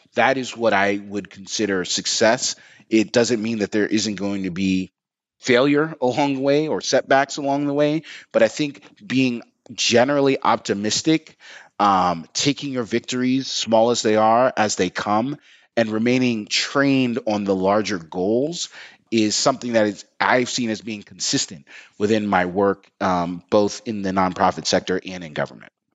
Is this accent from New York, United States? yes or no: yes; New York, United States; I'm from New York